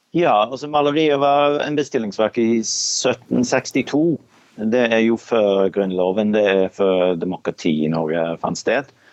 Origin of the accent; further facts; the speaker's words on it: Australia; now in Bergen, Norway; Jeg er født i Australia.